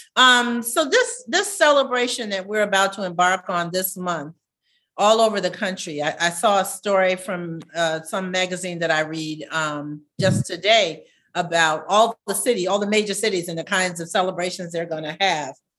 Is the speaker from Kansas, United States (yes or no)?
no; Savannah, Georgia, United States; growing up in Savannah